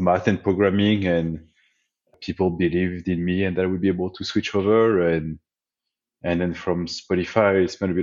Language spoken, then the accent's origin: English; France; English is a second language; moved away as an adult; now in United States; I grew up in France. Despite being in the US for 15 years, I've never managed to get rid of my accent